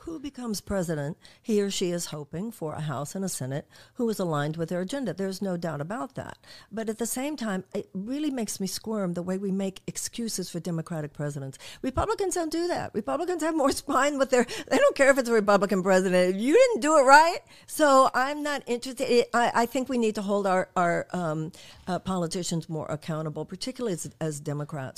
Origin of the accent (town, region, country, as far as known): United States